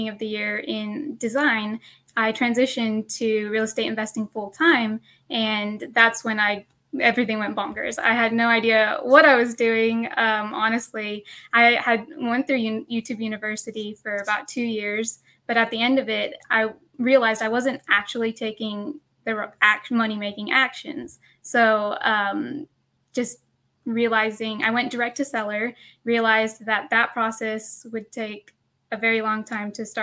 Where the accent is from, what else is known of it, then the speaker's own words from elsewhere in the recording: Sweetwater, Texas, United States; now in Dallas, United States; my hometown of Sweetwater, Texas